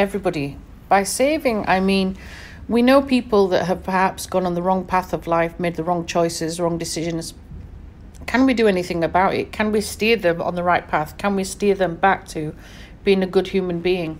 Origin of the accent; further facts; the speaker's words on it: Sheffield, Yorkshire and the Humber, United Kingdom; born and raised in Sheffield in England